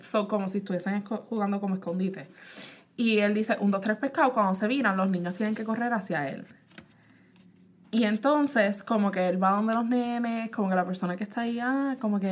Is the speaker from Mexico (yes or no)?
no; Puerto Rico; now in United States; yo pues nací en Puerto Rico